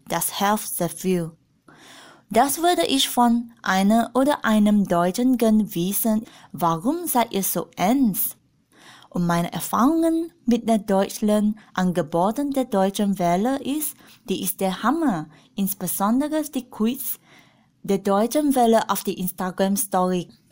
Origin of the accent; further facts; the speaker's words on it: Malaysia; German is a second language; moved away as an adult; now in Germany; Ich komme aus Malaysia und ich bin in 1992 geboren